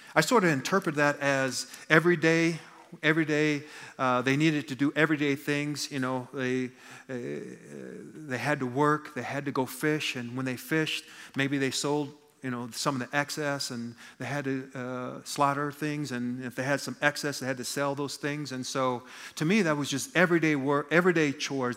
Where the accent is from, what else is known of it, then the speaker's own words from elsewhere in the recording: United States; I'm an American